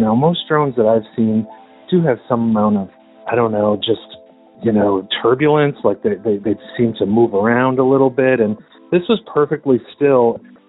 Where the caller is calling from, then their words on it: Medford, Massachusetts, United States; I'm calling from Medford, Massachusetts